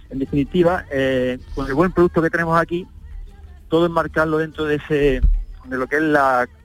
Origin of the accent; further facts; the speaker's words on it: Itrabo, Andalusia, Spain; Mi pueblo pues está en el corazón de la costa tropical, la parte interior, al norte de Almuñécar, entre el río Guadalfeo y el río Verde, a 8 kilómetros de la 7.